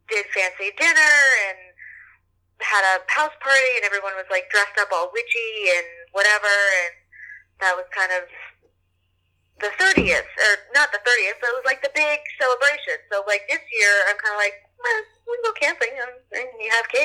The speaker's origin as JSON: {"language": "English", "town": "New Orleans", "region": "Louisiana", "country": "United States", "tie": "born or raised there", "moved": "yes", "said": "we're friends from New Orleans from high school."}